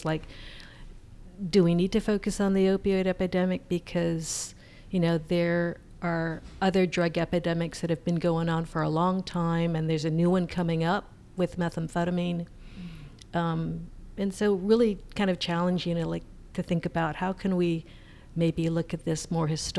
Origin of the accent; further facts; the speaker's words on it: Hawaii, United States; moved away; I'm from Hawaii, and every summer I go home